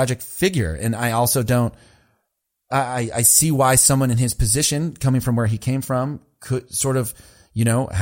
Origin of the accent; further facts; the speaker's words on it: Lubbock, Texas, United States; I was born in Lubbock